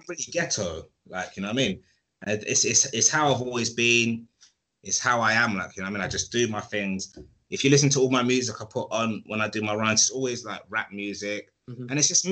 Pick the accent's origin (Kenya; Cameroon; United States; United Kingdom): United Kingdom; London; I am hood from Edmonton. That's where I grew up.